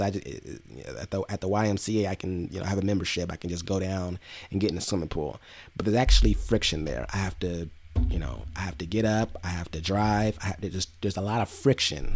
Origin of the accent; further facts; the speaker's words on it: Inglewood, California, United States; also born or lived in Los Angeles / Long Beach; I grew up in Inglewood